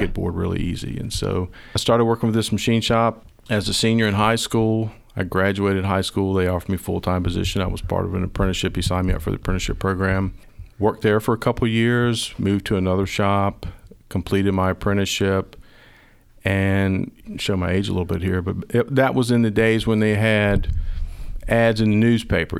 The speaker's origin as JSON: {"language": "English", "town": "Sandston", "region": "Virginia", "country": "United States", "tie": "born or raised there", "said": "I am a, uh, native Virginia. I grew up in Sanston, went to Highland Springs High School."}